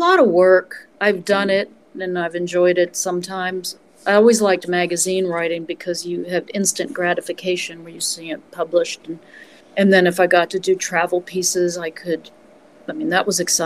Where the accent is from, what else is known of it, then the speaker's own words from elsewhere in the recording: West Virginia, United States; moved away; also born or lived in New York; I had crazy experiences growing up in West Virginia, as you can imagine, particularly in high school